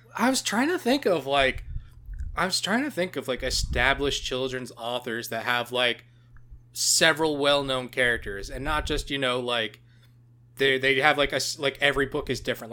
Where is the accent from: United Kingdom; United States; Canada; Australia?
Canada; being Canadian